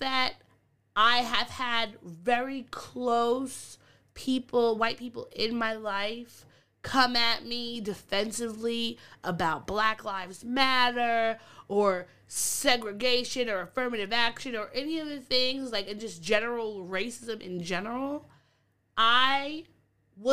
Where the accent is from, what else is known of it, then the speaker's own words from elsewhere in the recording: Long Island, New York, United States; now in New York City, United States; I'm from Long Island. Long Island is extremely racist. My mom was called a nigger bitch one time when I was, like, 5 or 6, just in Amityville